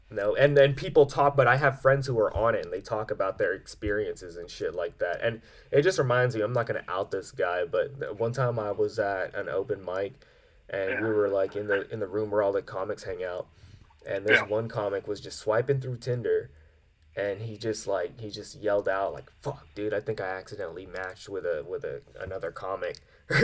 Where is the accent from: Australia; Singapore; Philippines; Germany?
Philippines; Nope, I'm Filipino.